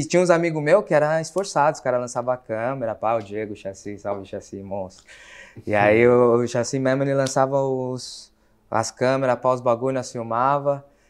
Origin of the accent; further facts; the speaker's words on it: São Paulo, Brazil; moved away as an adult; now in Lisbon, Portugal; Sou lá de São Paulo